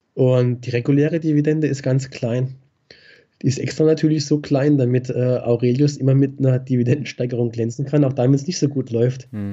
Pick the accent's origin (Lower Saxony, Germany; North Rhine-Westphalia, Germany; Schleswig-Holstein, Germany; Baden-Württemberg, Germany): Baden-Württemberg, Germany; Black Forest, near Baden-Baden; moved away as an adult; now in Frankfurt, Germany; ich fühle mich eigentlich in meiner alten Heimat äh, nach wie vor äh, am wohlsten und das ist der Schwarzwald. Okay. Problem, Problem ist halt, also in der Nähe von Baden-Baden, ich bin gar genau aufgewachsen